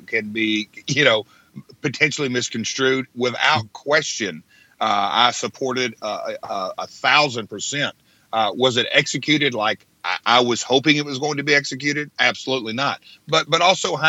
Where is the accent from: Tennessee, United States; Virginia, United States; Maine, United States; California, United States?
Tennessee, United States; Nashville; I'm from Nashville